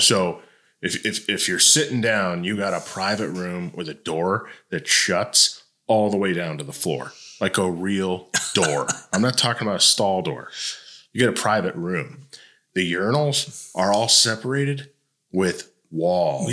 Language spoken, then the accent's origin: English; Detroit, Michigan, United States; moved away as an adult; also born or lived in Toledo, Ohio; now in Tennessee, United States; I grew up in Michigan and Ohio, so I from Detroit and Toledo